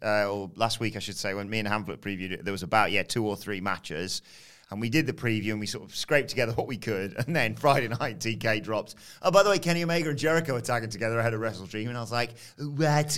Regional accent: United Kingdom; I'm British.

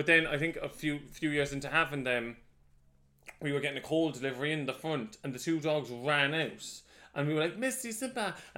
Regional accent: Cork, Munster, Ireland; moved away as an adult; also born or lived in London

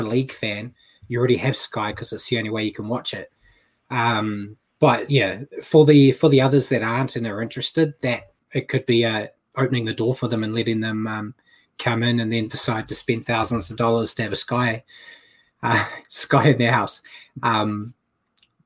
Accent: New Zealand; as a Kiwi over here

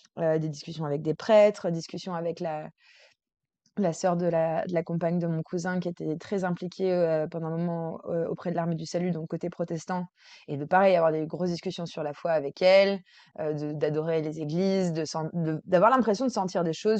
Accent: Versailles, Île-de-France, France; j'ai grandi à Versailles.

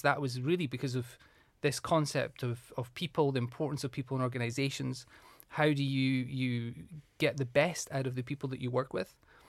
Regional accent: Moniaive, Scotland, United Kingdom; So I'm from Scotland, from the southwest of Scotland. I was brought up in a really small town, a rural town called Monyive in the southwest. Really small, only about 450 people. So my dad was a farmer.

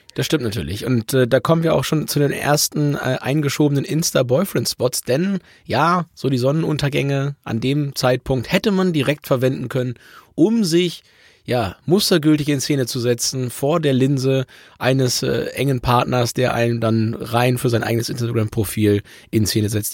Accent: Hamburg, Germany; für mich als Hamburger

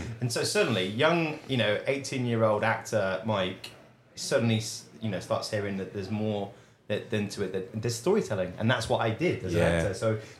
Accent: England, United Kingdom; accent: posh English; now in Edinburgh, United Kingdom; It's a really posh bar, which suited my posh English accent down to a T.

